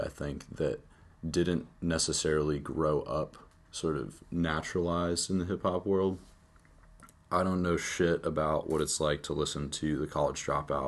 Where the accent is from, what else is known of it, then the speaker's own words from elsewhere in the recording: Charlottesville, Virginia, United States; I'm from Charlottesville. I've been here all my life.